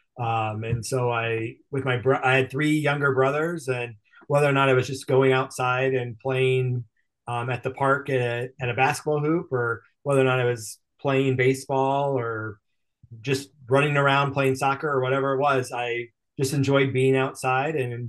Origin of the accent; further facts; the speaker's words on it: Cedar Rapids, Iowa, United States; I was born and raised in Iowa, grew up in Cedar Rapids